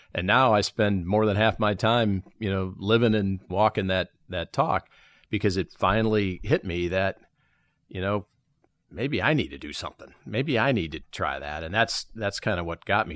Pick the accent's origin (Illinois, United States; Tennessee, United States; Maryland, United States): Illinois, United States; Chicago; now in Charlotte, United States; We grew up in South Chicago.